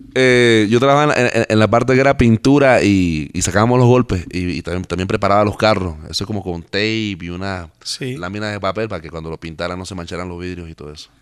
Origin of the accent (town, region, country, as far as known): Panama